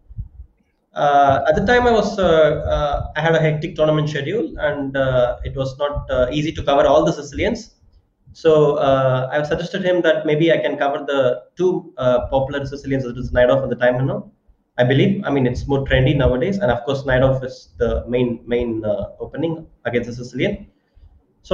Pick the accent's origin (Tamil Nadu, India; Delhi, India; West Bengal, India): Tamil Nadu, India; Chennai; I was born in Chennai, and all my friends are like from Chennai, and yeah, I grew up in Chennai